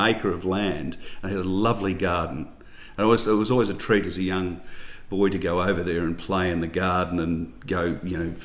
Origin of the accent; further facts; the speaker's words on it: Ballarat, Victoria, Australia; growing up in Ballarat was great